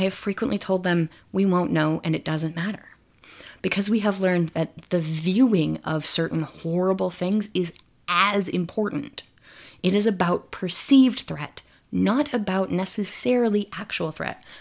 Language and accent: English; Midwest, United States; I grew up in the Midwest